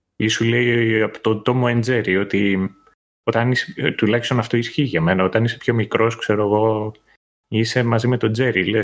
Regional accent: Kythira, Attica, Greece; εγώ που μεγάλωσα στα Κύθυρα πιάναμε και κριτικά κανάλια

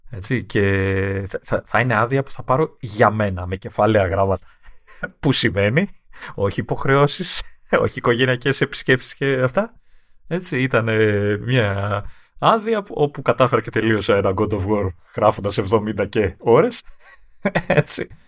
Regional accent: Greece; Είμαι από Ελλάδα.

